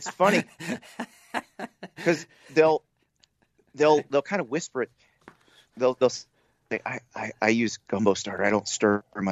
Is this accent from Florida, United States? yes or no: yes; Key Largo, Florida, United States; born or raised there; also born or lived in Columbia, South Carolina